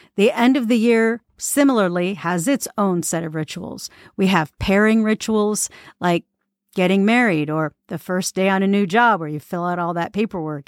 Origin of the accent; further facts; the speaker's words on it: United States; as American